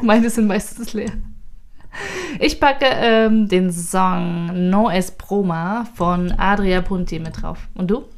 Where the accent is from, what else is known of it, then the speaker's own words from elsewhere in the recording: Thuringia, Germany; nach Thüringen, meine Heimat